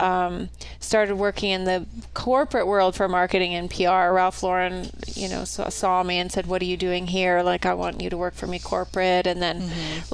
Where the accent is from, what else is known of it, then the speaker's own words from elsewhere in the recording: Canada; moved away as an adult; also born or lived in New York; now in Idaho, United States; I'm originally from Canada, but I've been living in the US for the last, I don't know, 30 or so years